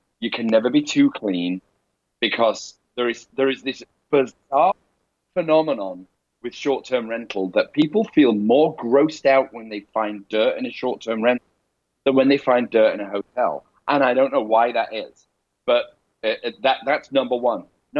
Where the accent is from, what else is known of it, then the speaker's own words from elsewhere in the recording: England, United Kingdom; accent: Northern; my rough Northern accent came out because instead of saying water, I said water.